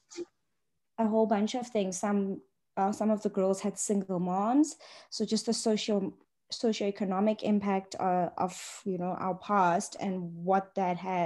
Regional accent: Johannesburg, Gauteng, South Africa; I grew up in Johannesburg, so I've got a bit of an identity crisis there, but I'm from Johannesburg

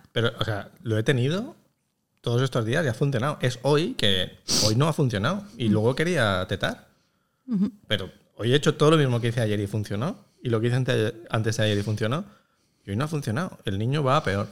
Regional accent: Catalonia, Spain; los catalanes, que somos gente muy aburrida

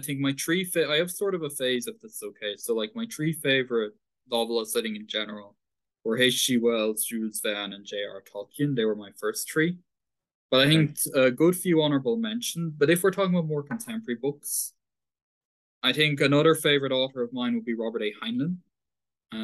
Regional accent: Paris, Île-de-France, France; born there; also born or lived in Dublin, Ireland; Paris. I was born in Paris, but I have much more links with Dublin and Dunleary.

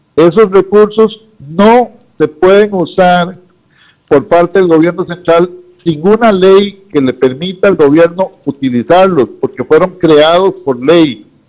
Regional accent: Costa Rica; somos los costarricenses de clase media y los trabajadores

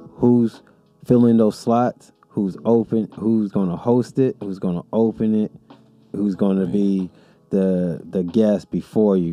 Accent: Pomona, California, United States; I'm from Pomona. We all about the P.

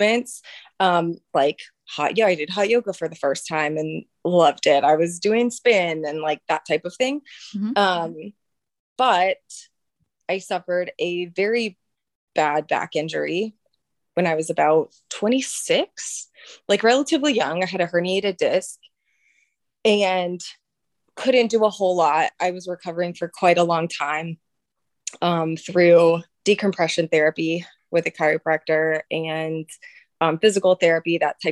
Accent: Atlanta, Georgia, United States; moved away as an adult; also born or lived in Richmond, Virginia; now in Charlottesville, United States; I am from Atlanta originally.

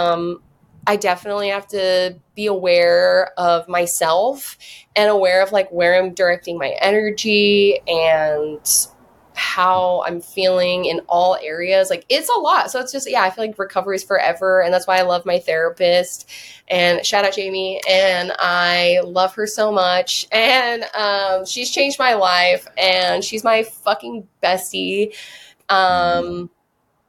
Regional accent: Whidbey Island, Washington, United States; now in California, United States; I grew up on Whidbey Island, like 25 minutes from Surrey

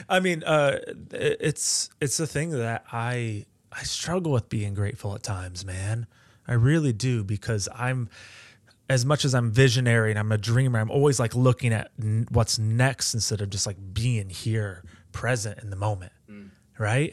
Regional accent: Edgerton, Ohio, United States; I grew up in Edgerton

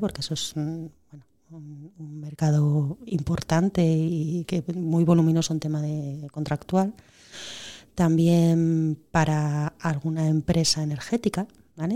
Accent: Oviedo, Asturias, Spain; Yo soy de Oviedo

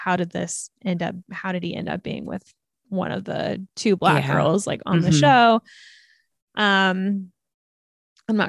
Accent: United States; I'm in from America

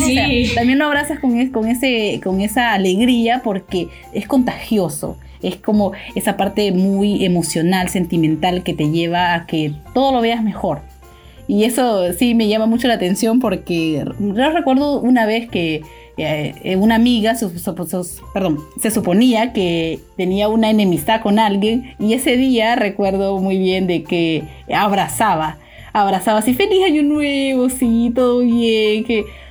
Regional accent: Honduras; now in Peru; nosotros dos, tanto Claudia como yo, somos de Honduras

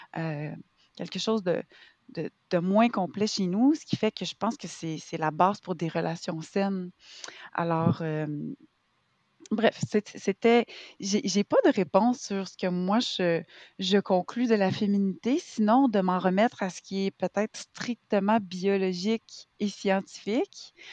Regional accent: Quebec, Canada; je suis québécoise, j'ai 37 ans

